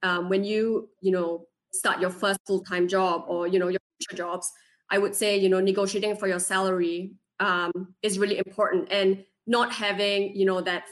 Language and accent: English; Singapore; also born or lived in West Virginia; now in Pittsburgh, United States; I'm originally from Singapore